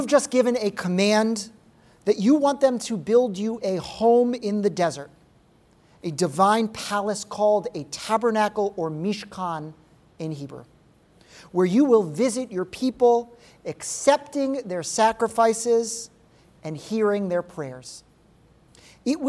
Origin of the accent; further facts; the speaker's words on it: Rhode Island, United States; my home state of Rhode Island.